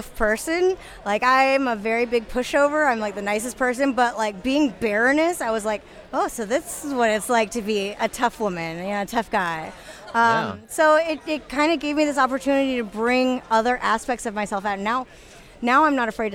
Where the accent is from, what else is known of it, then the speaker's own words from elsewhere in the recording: Pacific Northwest, United States; I'm a Pacific Northwest girl